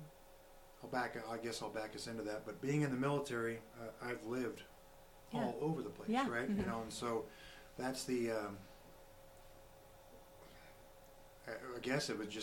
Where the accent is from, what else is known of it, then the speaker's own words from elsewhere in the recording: Colorado, United States; moved away; my home state is Colorado. I was born and raised there